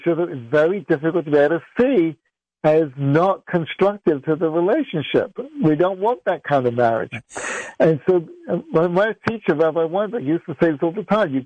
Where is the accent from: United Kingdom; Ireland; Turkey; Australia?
United Kingdom; England; also born or lived in Middle East; now in United States; I grew up in England, I've lived in America for 30 years, and I lived in the Middle East for 9 years.